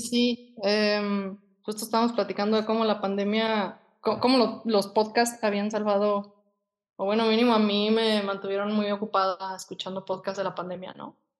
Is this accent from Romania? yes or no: no; Guadalajara, Jalisco, Mexico; also born or lived in England; yo desde que tengo 16 años quería ser diseñadora de modas y pues aquí en Guadalajara